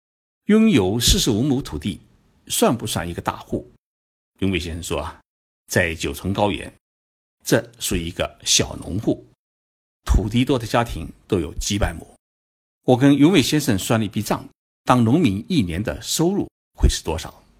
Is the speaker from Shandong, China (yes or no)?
yes; Shandong, China; 我们山东人